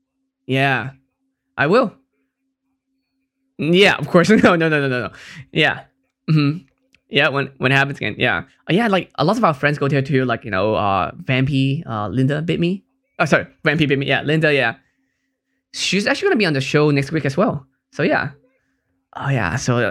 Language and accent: English; Hong Kong; I'm from Hong Kong, so that's why it's a big thing in Asia.